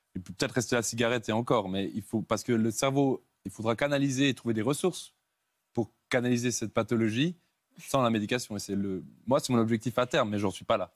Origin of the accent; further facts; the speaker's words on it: Switzerland; Je suis suisse.